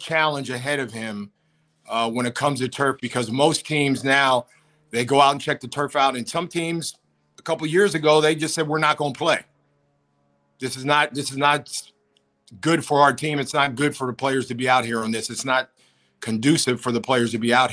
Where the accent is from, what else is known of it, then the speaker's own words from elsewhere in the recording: Pennsylvania, United States; moved away; also born or lived in Buffalo; I grew up in Pennsylvania. I grew up in the cold